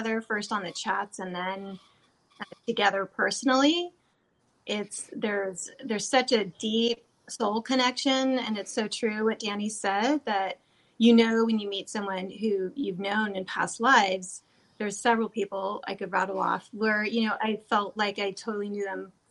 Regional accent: California, United States; I grew up in California

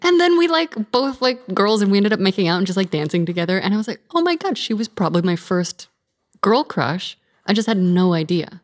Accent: California, United States; in my hometown, it was, like, highest teen pregnancy rate in California

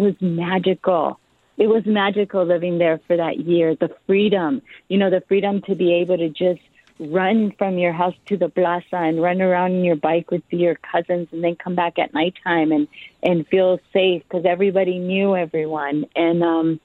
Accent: Mexico; now in United States; I am Mexican and I'm American because I've been in this country for so long

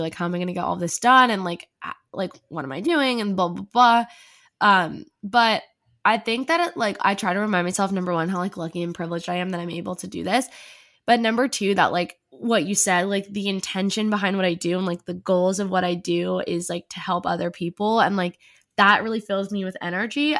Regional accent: New Jersey, United States; now in New York City, United States; I'm originally from New Jersey, but I live in New York City now

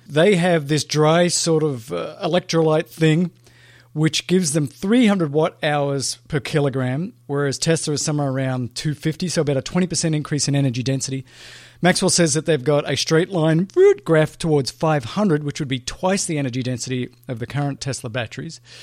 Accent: Australia; moved away; my home country of Australia

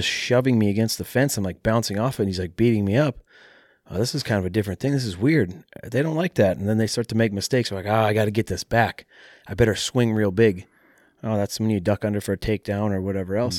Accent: Mankato, Minnesota, United States; mixed martial arts training in my hometown at a taekwondo

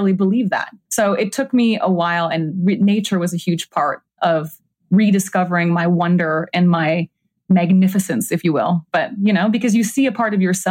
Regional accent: Minnesota, United States; moved away; also born or lived in New York / Los Angeles; I grew up in Minnesota in nature all the time.

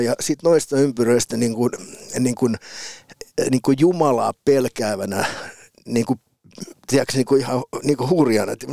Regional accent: Piikkiö, Southwest Finland, Finland; moved away as an adult; also born or lived in Turku / Helsinki; mä oon syntynyt Turussa

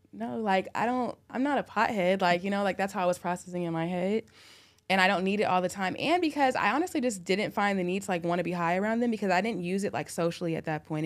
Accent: Orange County, California, United States; moved away as an adult; now in Atlanta, United States; I'm from Orange County

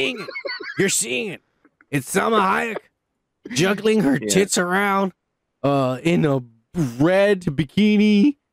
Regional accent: United States

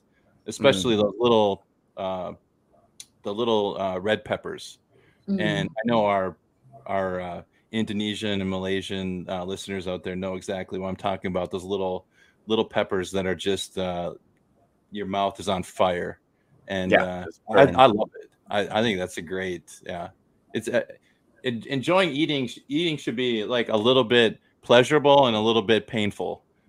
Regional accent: Minnesota, United States; moved away; also born or lived in Thailand; I'm from Minnesota.

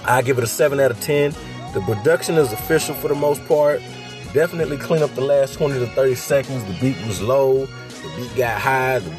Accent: the South, United States; I'm from the South

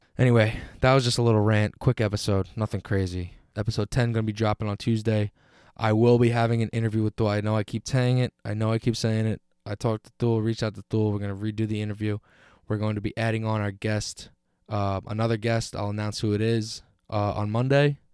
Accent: United States; being an American

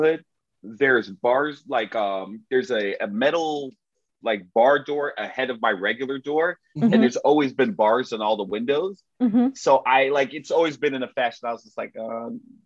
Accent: Miami, Florida, United States; my hometown, the beautiful, sunny, exquisite Miami, Florida

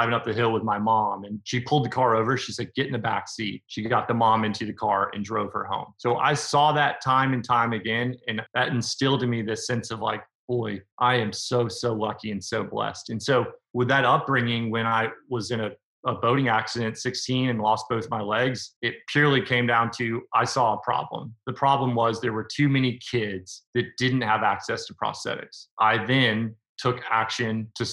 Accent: Nashville, Tennessee, United States; I'm from Nashville, Tennessee.

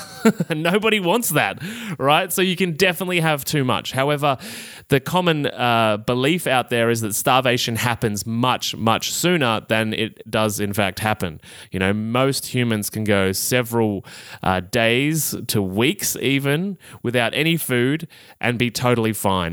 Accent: Australia; accent: Australian; my Australian accent

